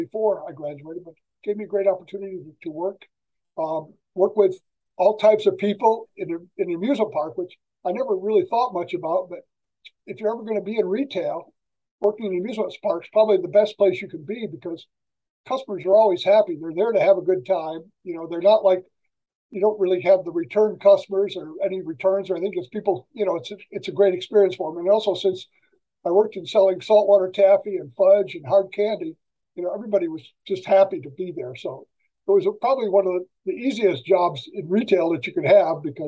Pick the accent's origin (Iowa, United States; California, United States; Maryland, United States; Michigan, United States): Michigan, United States; moved away as an adult; also born or lived in Kentucky; now in Long Beach, United States; I was born and raised in Michigan, lived there until I was graduated from high school, and I went to college in Kentucky